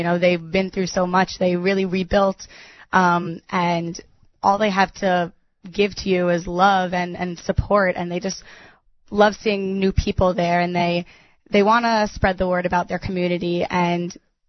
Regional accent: New York, United States; I told her I was from New York

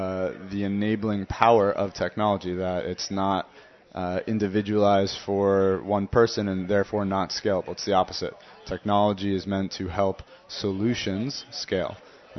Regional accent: Princeton, New Jersey, United States; now in Tel Aviv, Illinois, United States; Princeton, New Jersey.

